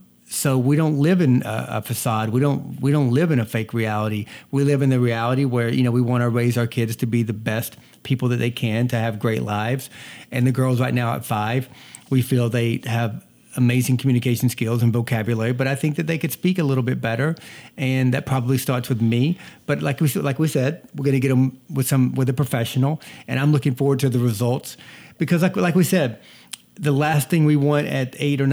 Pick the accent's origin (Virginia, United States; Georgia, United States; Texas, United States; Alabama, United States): Georgia, United States; now in Boston, United States; I was born and raised in the South. So, quick story about that. When I moved from the South to Boston, I moved from North Georgia, where they filmed Deliverance